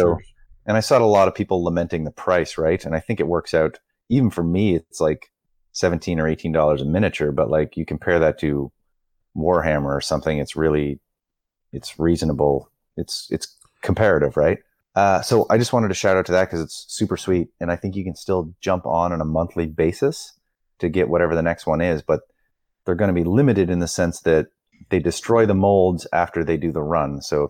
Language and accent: English; Canada; it's like, oh my God, that's expensive because I'm Canadian, with shipping, etc.